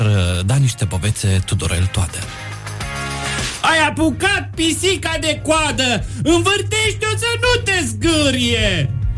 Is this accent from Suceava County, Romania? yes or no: yes; Suceava, Suceava County, Romania; also born or lived in Cluj-Napoca / Vaslui; now in Bucharest, Romania; Sunt din Suceava, am trăit ah. în Cluj, am făcut liceu teologic, după care m-am mutat la capitală